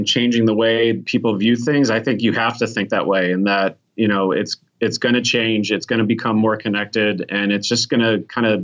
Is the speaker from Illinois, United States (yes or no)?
yes; Chicago, Illinois, United States; No, I'm from Chicago